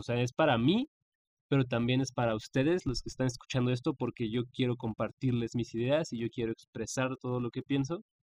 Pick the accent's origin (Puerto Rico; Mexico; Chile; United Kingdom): Mexico; mi país, México